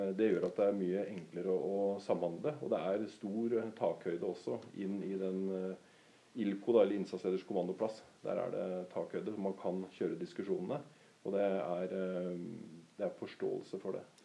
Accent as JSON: {"language": "Norwegian", "country": "Norway", "tie": "born or raised there", "said": "født og oppvokst i Edrum, faktisk, og bor i Edrum"}